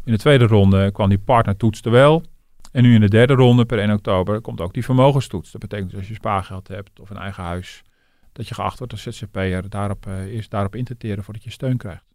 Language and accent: Dutch; Netherlands